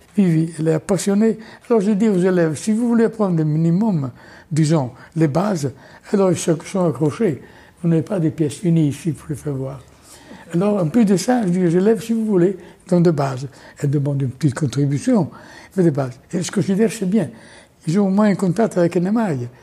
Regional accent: Italy; French is a second language; moved away as an adult; now in France; On dit comme ça en Italie

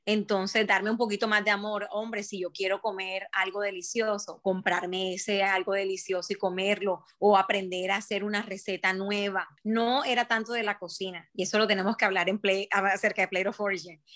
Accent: Barranquilla, Atlántico, Colombia; moved away as an adult; now in Brisbane, Australia; yo soy colombiana, yo soy barranquillera

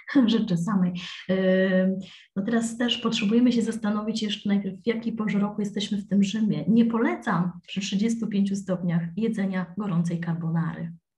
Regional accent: Poland; moved away as an adult; also born or lived in London; now in Rome, Italy

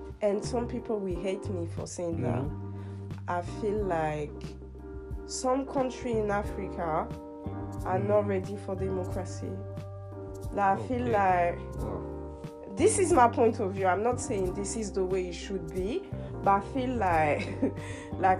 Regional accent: France; moved away; I grew up in France. Like, I'm born in France, I'm French

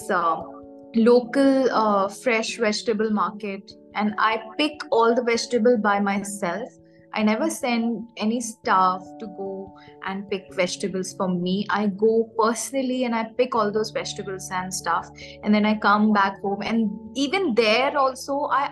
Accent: Raipur, Chhattisgarh, India; moved away as an adult; now in West Bengal, India; I was born and raised in Raipur, Chhattisgarh.

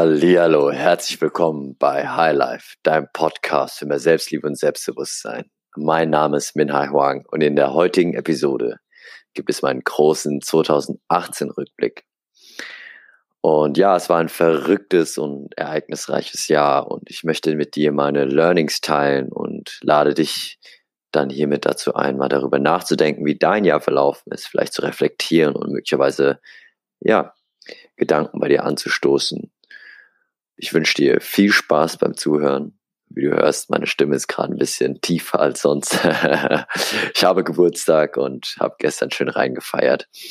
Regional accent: Aschaffenburg, Bavaria, Germany; moved away as an adult; now in Hamburg, Germany; Ich bin hier in Aschaffenburg geboren, aufgewachsen, zur Schule gegangen

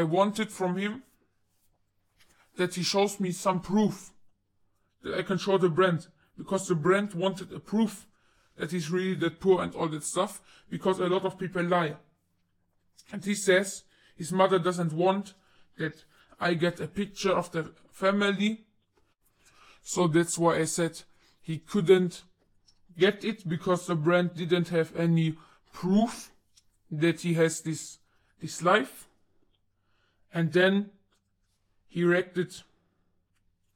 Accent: United Kingdom; I am not American. I am from the UK. I live in the UK right now

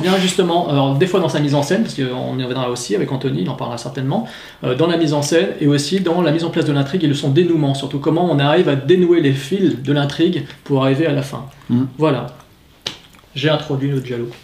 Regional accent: France; Chez nous en France

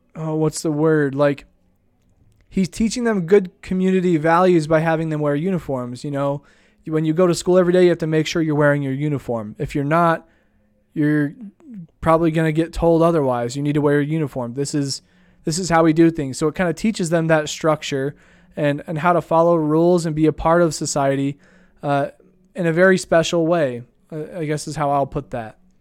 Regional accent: Idaho Falls, Idaho, United States; I grew up here in Idaho Falls

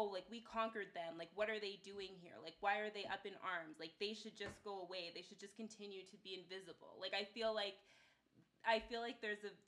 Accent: Canada; as a Canadian

